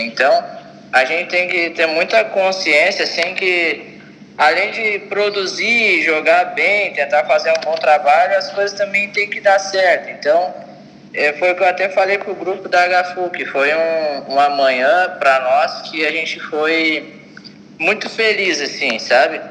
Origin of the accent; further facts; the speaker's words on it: Osório, Rio Grande do Sul, Brazil; moved away; na minha cidade natal, lá, Osório